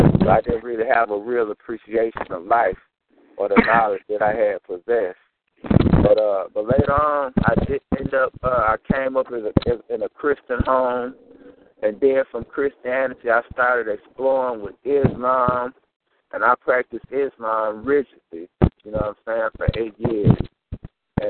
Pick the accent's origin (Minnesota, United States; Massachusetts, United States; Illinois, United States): Minnesota, United States; St. Paul; moved away as an adult; also born or lived in Mississippi; I'm born and raised in St. Paul, Minnesota